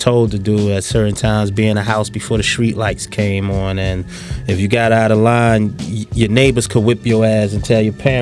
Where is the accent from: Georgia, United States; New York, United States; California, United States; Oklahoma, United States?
New York, United States; New York City; I'm from Bedford Stuyvesant